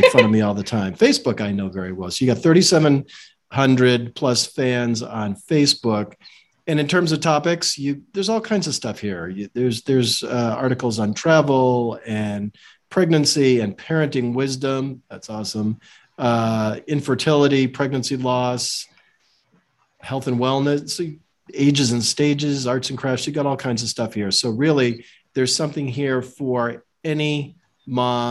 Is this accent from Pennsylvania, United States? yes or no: no; Western Massachusetts, United States; I grew up in Western Mass